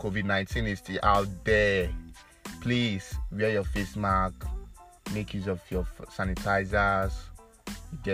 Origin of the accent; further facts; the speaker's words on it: Edo, Nigeria; I'm from Edo State, a lot of people that know me will know that I'm from Edo State.